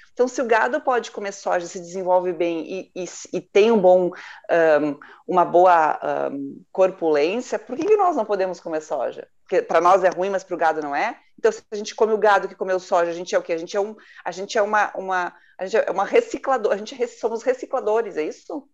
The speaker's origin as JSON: {"language": "Portuguese", "region": "Rio Grande do Sul", "country": "Brazil", "said": "Eu sou gaúcho"}